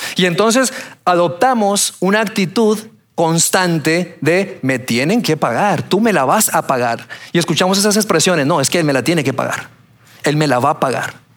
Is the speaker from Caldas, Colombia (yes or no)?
no; Bogotá, Colombia; moved away; also born or lived in Torreón, Mexico; yo nací en Torreón, soy mexicano. A la edad de tres años me fui a vivir a Colombia, a Bogotá, y allá me crié